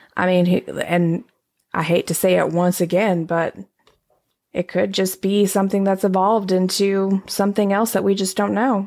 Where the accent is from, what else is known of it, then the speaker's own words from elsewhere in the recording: Texas, United States; I'm from Texas